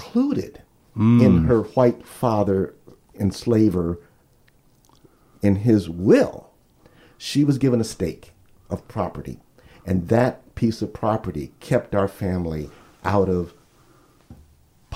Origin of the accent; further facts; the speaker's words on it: Los Angeles, California, United States; also born or lived in Cambridge, Massachusetts; I was born in the Nickerson Gardens projects in Los Angeles in Watts, I was born there, but I was only there for 6 months